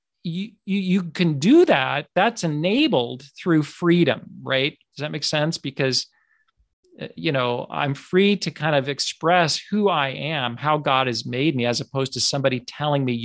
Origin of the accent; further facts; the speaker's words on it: United States; I'm speaking here as an American in the United States